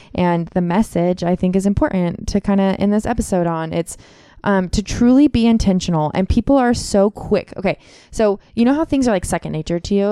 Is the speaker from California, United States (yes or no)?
yes; Contra Costa County, California, United States; I grew up in Contra Costa County